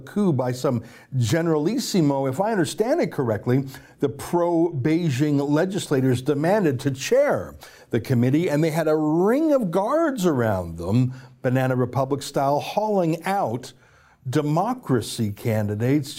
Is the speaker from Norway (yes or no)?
no; Canada